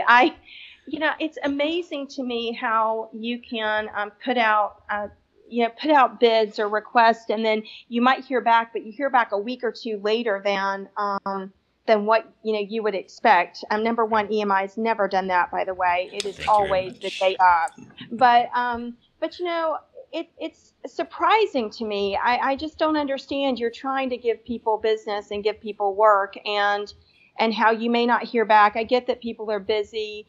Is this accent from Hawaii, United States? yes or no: no; Atlanta, Georgia, United States; I'm from Atlanta